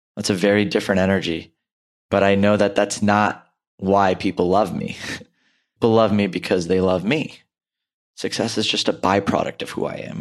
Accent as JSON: {"language": "English", "country": "India", "said": "an Indian male"}